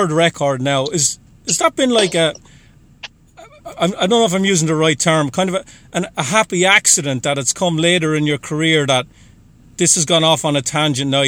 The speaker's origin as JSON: {"language": "English", "country": "Ireland", "moved": "yes", "lives_now": "Boston, United States", "said": "I'm from Ireland"}